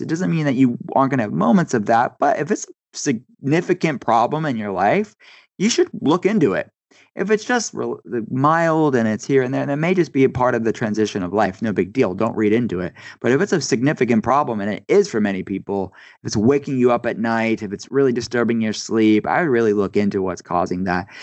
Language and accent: English; East Coast, United States; I grew up on the East Coast